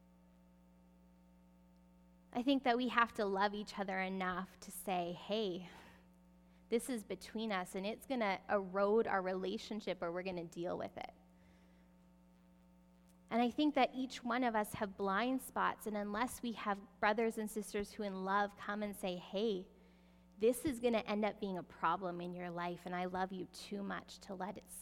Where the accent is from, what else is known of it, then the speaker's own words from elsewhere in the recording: Canada; we're Canadian